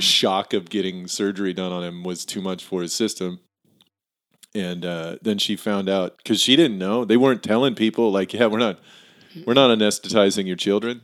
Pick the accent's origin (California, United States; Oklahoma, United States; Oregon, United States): Oregon, United States; Tillamook; also born or lived in Hillsboro, Oregon; I was born in Hillsboro and grew up there for, like, till I was seven. And then we moved to Tillamook from, I lived there from seven to seventeen